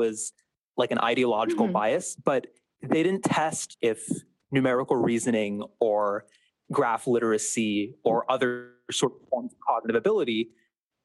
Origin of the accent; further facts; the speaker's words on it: Seattle, Washington, United States; I'm from Seattle, Washington